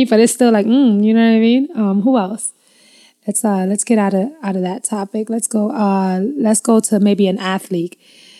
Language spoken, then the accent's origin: English; New York City, New York, United States; I'm from Queens.